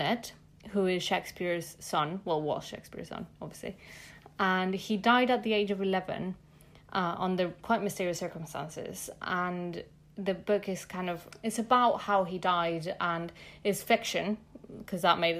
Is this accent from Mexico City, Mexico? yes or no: yes; Mexico City, Mexico; now in London, United Kingdom; I'm from Mexico City